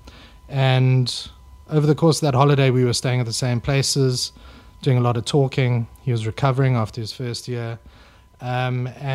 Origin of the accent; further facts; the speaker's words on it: Johannesburg, Gauteng, South Africa; moved away as an adult; also born or lived in Stellenbosch; now in Cape Town, South Africa; I grew up in Joburg